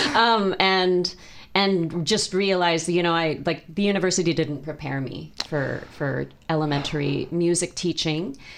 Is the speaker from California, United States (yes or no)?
yes; South Bay, California, United States; also born or lived in Michigan / East Bay, California; now in Sacramento, United States; I was born in the United States. Actually lived in Michigan, and then um, and then moved to California, and so um, and was in the East Bay for a few years, and then um, moved to the South Bay, um, and lived there for about 30 plus years